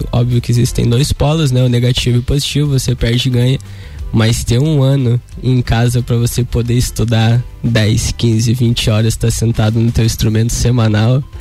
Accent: Campo Belo do Sul, Santa Catarina, Brazil; eu cresci em Campo Belo, Campo Belo do Sul.

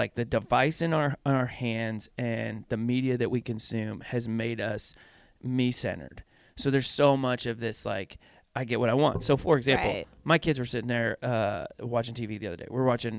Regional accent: Pennsylvania, United States; but it's almost like, I'm from Pennsylvania. So everything sounds like a question.

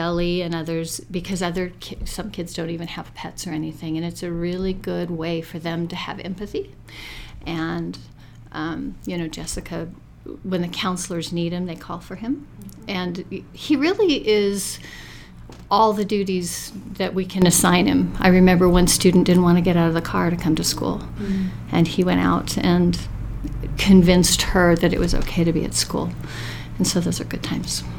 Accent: Nevada, United States; also born or lived in Delaware; I came back to Nevada, which is my home state. I was born and raised here.

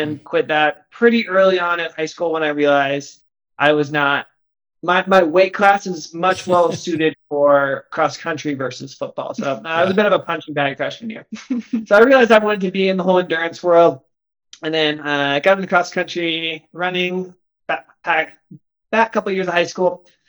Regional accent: Broomfield, Colorado, United States; moved away as an adult; now in Flagstaff, United States; I grew up in the Boulder Valley area. I grew up in Broomfield, Colorado, which, if you're not from the area, is basically, you know, 15 minutes from Boulder with no traffic. And so I lived there essentially my entire life until a few months ago when we just moved to Flagstaff

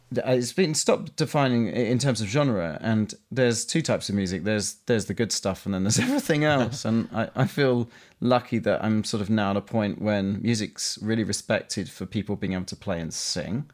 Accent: London, United Kingdom; accent: Cockney; I grew up in, in East London, um, so technically I'm a Cockney.

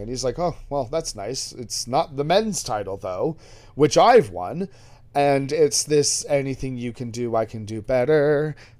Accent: England, United Kingdom; being English

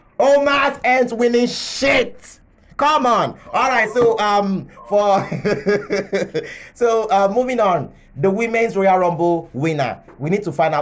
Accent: Nigeria; As a Nigerian

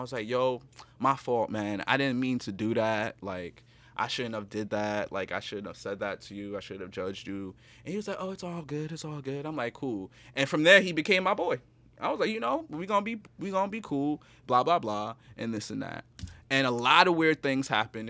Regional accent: New York City, New York, United States; I'm from the Bronx

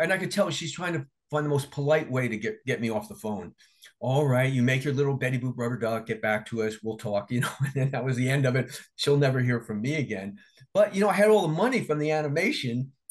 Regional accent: New Jersey, United States; I'm from Jersey and I used to go to Atlantic City all the time

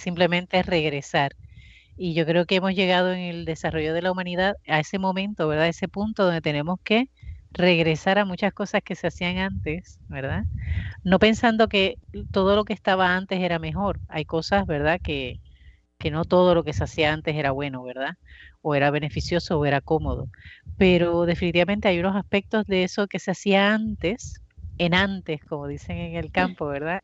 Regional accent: Bayamón, Puerto Rico; yo soy de Bayamón y en Bayamón pues existía la plaza de mercado

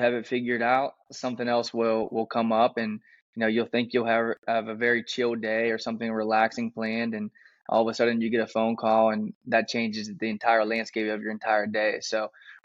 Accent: Pittsburgh, Pennsylvania, United States; moved away; I'm originally from Pittsburgh, Pennsylvania

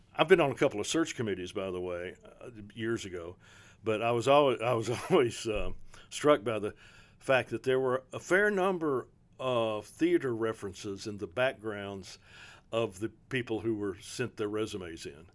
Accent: Prestonsburg, Kentucky, United States; I'm, I'm from Eastern Kentucky, from Prestonsburg, uh, in Floyd County.

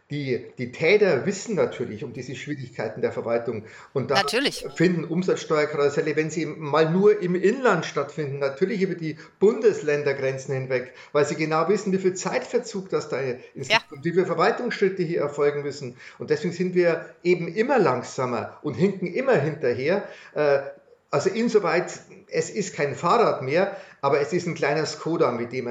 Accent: Bavaria, Germany; wenn man da auftaucht als Bayer und selbst und selbst der deutschen Sprache einigermaßen mächtig ist

